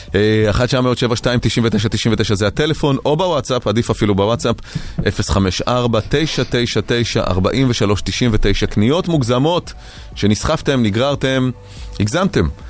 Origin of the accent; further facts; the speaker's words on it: Kiryat Ono, Tel Aviv District, Israel; במקום שבו גדלתי בקריית אונו